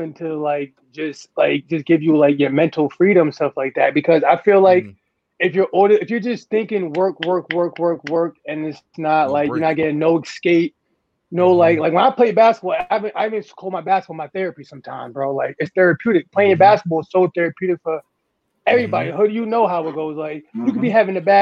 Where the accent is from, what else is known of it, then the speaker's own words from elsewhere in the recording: Amityville, New York, United States; I'm from Amityville